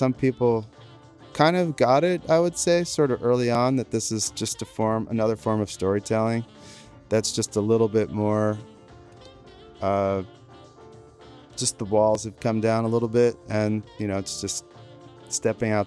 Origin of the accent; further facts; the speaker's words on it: New York, United States; now in California, United States; I'm from New York originally.